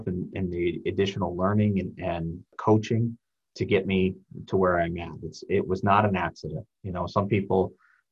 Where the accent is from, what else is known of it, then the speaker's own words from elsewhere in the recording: South Bend, Indiana, United States; moved away as an adult; now in Tinley Park, United States; I grew up in South Bend, Indiana, and moved out here with my wife